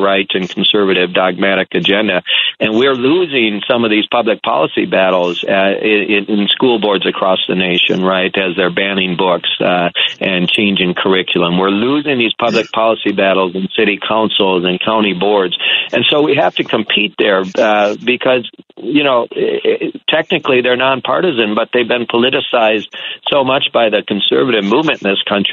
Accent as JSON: {"language": "English", "region": "Minnesota", "country": "United States", "said": "as a Minnesotan"}